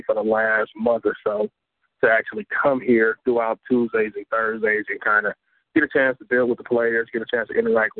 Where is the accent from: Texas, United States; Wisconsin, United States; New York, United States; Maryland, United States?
Wisconsin, United States; Milwaukee; moved away as an adult; also born or lived in Ohio / Tuscaloosa, Alabama; I am from Milwaukee, Wisconsin, born and raised